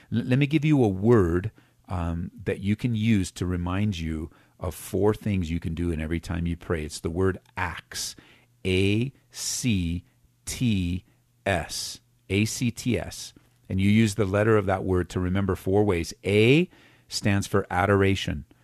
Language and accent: English; West Coast, United States; now in Colorado, United States; that's where I was born and raised on the West Coast, so it's still a little bit of that in me. Um, but we're here from Colorado